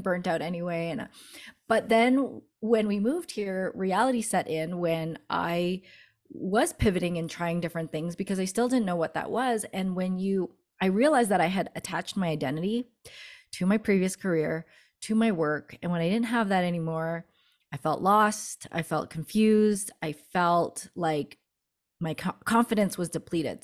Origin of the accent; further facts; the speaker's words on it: Canada; moved away as an adult; now in Denver, United States; my husband got a b, uh, work opportunity here in Denver, and we're from Canada